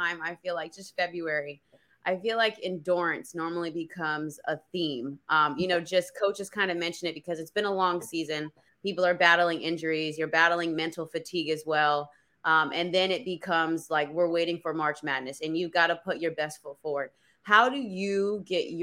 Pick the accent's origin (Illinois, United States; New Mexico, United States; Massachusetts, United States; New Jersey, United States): New Jersey, United States; I'm from Jersey